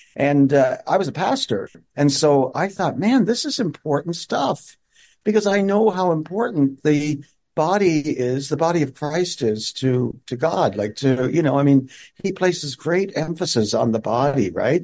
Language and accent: English; Newfoundland and Labrador, Canada; moved away; also born or lived in Montreal / Regina, Saskatchewan; I grew up on the East Coast in Newfoundland